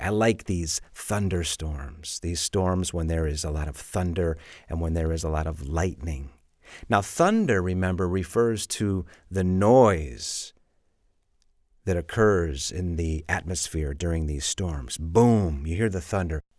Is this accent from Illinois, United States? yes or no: yes; Chicago, Illinois, United States; moved away as an adult; now in Madrid, Spain; I'm from Chicago, and when I was a kid, it would hail all the time